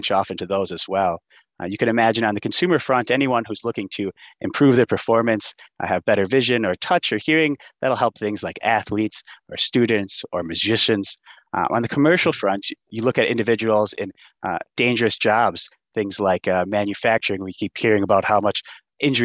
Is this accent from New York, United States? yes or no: no; Wisconsin, United States; growing up in Wisconsin